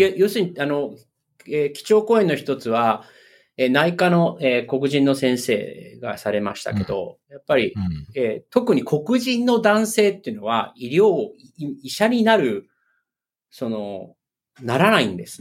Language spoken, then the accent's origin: Japanese; Japan; moved away as an adult; now in United States; 僕の出身、日本